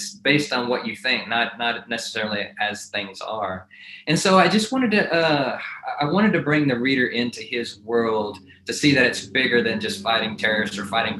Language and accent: English; Texas, United States; now in Amarillo, United States; I grew up in Texas